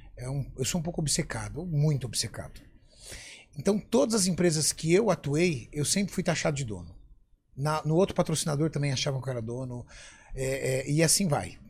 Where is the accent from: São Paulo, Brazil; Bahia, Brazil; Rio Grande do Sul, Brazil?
São Paulo, Brazil; also born or lived in ABC Paulista; Eu nasci na zona sul de São Paulo, na, num bairro chamado... É um bairro chamado Cidade Dutra, em Interlagos